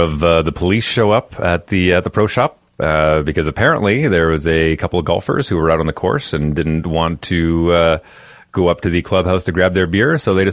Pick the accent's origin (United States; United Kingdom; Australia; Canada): Canada; Fort McMurray, Alberta; moved away; I grew up in Fort McMurray, Alberta, which is 4.5 hours northeast of Edmonton.